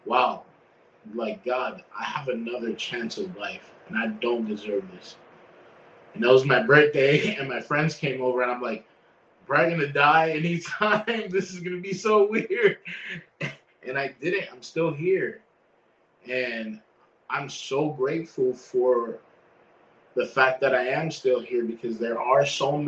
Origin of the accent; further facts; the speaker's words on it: Florida, United States; I'm from Florida. I grew up in Florida my whole life.